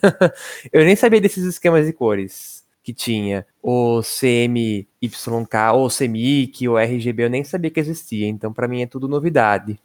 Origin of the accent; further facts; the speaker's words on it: interior of São Paulo state, Brazil; accent: interior paulista rolled R; eu sou especialista em puxar R porque eu sou do interior paulista